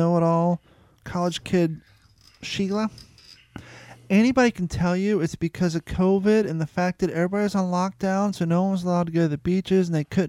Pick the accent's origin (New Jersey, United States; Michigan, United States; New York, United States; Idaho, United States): New York, United States; New York City; I'm from New York City, Upper East Side.